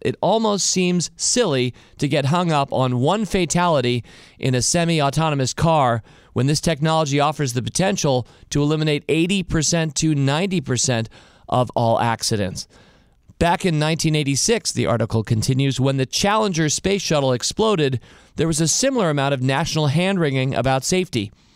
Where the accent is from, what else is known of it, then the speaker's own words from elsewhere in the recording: United States; I was an entrepreneur from America